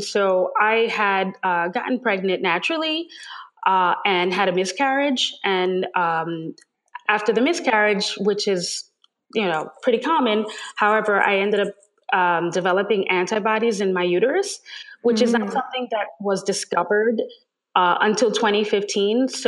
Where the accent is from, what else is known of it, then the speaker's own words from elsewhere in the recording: New York City, New York, United States; I am a native New Yorker, born and raised in Manhattan.